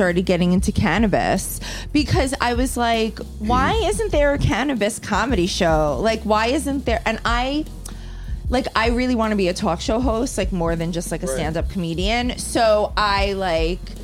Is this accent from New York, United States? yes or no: yes; East Meadow, New York, United States; also born or lived in Queens, New York; Long Island